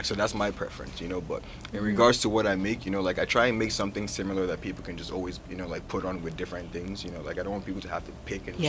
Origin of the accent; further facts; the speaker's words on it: Lagos, Nigeria; also born or lived in Brooklyn, New York; now in United States; I'm from Lagos, Nigeria, but I was born in New York. You know, I was born in Brooklyn, New York, you know, so I was raised back in Nigeria